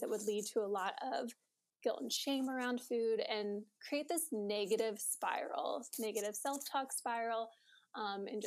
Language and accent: English; Springboro, Ohio, United States; I grew up in Springboro, Ohio, which is in between Dayton and Cincinnati, for those of you who don't know. So always grew up and have lived in the Midwest